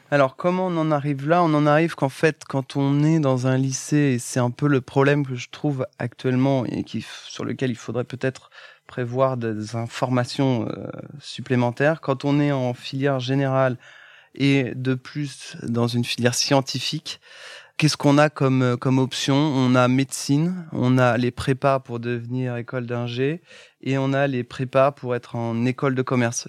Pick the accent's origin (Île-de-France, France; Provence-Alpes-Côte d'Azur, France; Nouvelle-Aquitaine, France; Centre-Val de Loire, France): Centre-Val de Loire, France; Châteauroux; je viens historiquement du centre de la France où je suis né à côté de Châteauroux. Enfin, je suis né à Châteauroux.